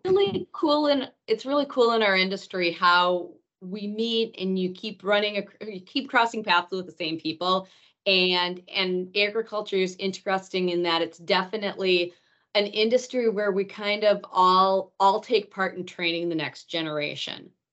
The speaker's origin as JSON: {"language": "English", "town": "Rhinelander", "region": "Wisconsin", "country": "United States", "tie": "born or raised there", "moved": "yes", "said": "I am from Rhinelander, Wisconsin, the home of the Hodag"}